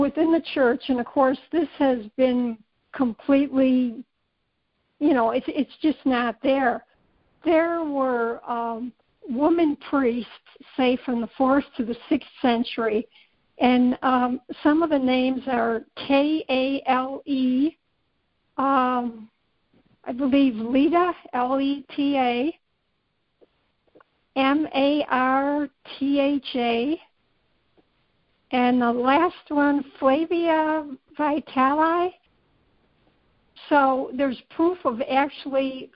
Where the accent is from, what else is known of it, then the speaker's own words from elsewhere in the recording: Ireland; being Irish